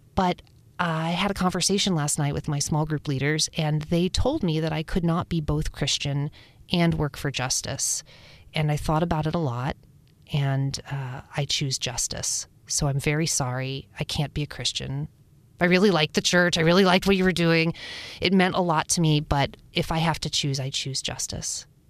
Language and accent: English; Upper Appalachia, United States; We grew up in Upper Appalachia, up south